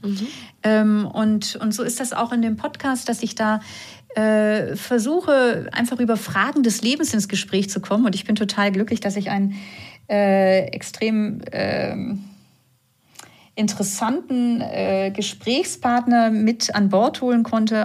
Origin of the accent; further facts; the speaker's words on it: Northern Germany, Germany; accent: norddeutscher Zungenschlag; now in Vienna, Austria; man hört ja vielleicht meiner Zunge an, ich komme aus Norddeutschland, auch wenn ich jetzt schon 17 Jahre in Wien lebe